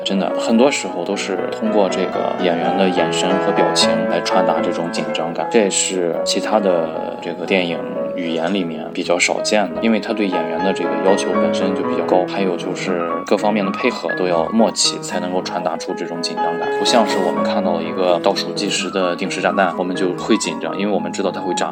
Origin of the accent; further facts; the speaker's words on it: China; 我们中国人